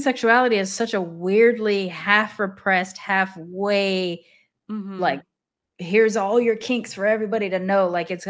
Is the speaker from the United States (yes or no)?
no; Japan; even though I grew up in Japan.